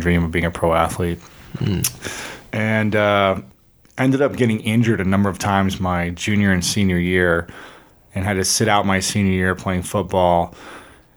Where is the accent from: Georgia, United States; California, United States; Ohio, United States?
Ohio, United States; Delaware; now in Los Angeles, United States; I am from a small town of Delaware, Ohio. It was about 20,000 people when I was growing up